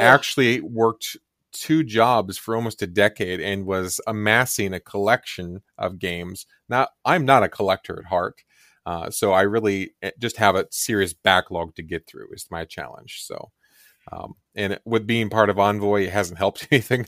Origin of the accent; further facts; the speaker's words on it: Kansas, United States; I grew up in the Kansas area